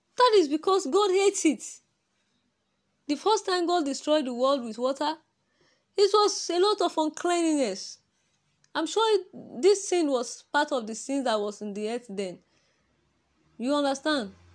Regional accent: Nigeria; accent: Nigerian; My Nigeria accent.

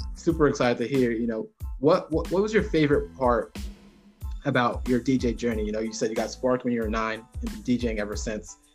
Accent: Jamaica; I'm Jamaican

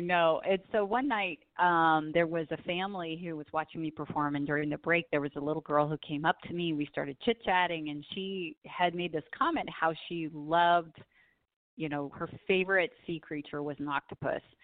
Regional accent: Southern California, United States; I grew up in Southern California, so I am definitely a beach girl

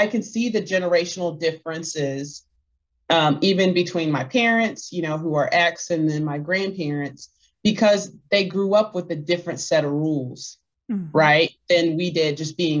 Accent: Clarksville, Texas, United States; also born or lived in New Boston, Texas; now in Austin, United States; So my family is originally from a town called Clarksville, Texas. Mm-hmm. But I was actually born in New Boston, Texas, because Clarksville didn't have a hospital

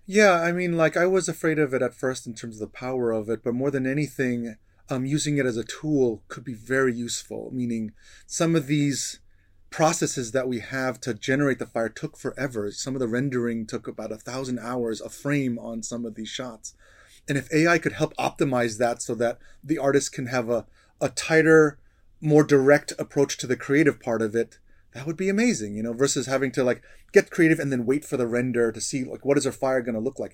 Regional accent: New York, United States; I grew up in New York

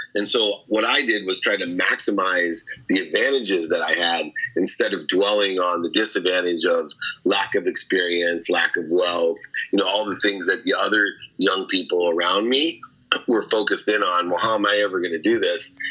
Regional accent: San Diego, California, United States; also born or lived in Akron, Ohio; when I was 17, 18, I was living in San Diego, although I was born in Akron, Ohio

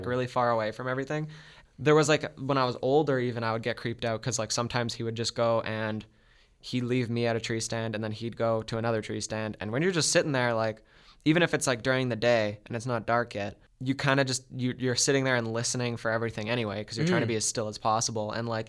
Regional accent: Beausejour, Manitoba, Canada; So I used to go for walks like almost every night around my hometown. It's a small town, Beausejour. It's about, I think it was about 3,000 people when I lived there.

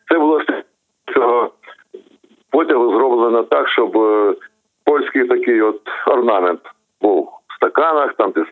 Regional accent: Kharkiv, Kharkiv Oblast, Ukraine; Тому що моя родина хотіла збудувати мебльову фабрику в Харкові.

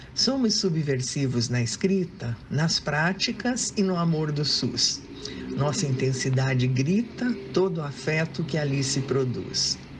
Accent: Curitiba, Paraná, Brazil; now in São Paulo, Brazil; sou do Sul, lá de Curitiba, mas já moro em São Paulo há muito tempo

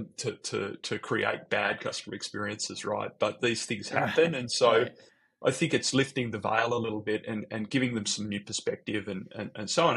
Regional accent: Sydney, New South Wales, Australia; accent: Australian; moved away; also born or lived in San Francisco; got the Australian accent. I'm from Sydney originally

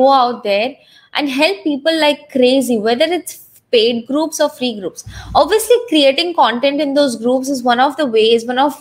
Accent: India; I was from India

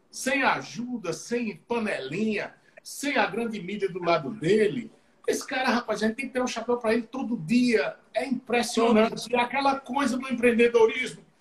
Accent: Northeast Region, Brazil; accent: Northeastern Brazilian; Porque nós somos perseguidos é, pelo nosso sotaque. Até pelo sotaque a gente é perseguido. O Sudeste Maravilha, nada contra os, os sudestinos, não.

